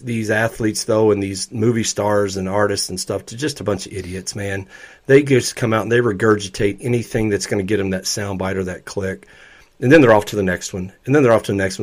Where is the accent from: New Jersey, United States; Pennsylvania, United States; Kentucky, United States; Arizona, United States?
Kentucky, United States; Louisville; born or raised there